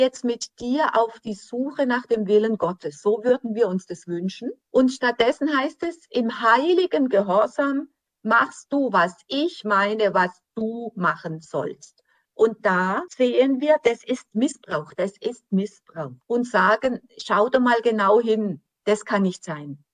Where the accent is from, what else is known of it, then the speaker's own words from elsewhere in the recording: Germany; gerade für uns als Deutsche